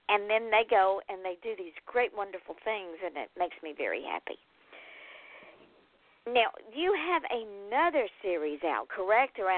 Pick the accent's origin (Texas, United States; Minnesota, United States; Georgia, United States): Georgia, United States; I'm from Georgia.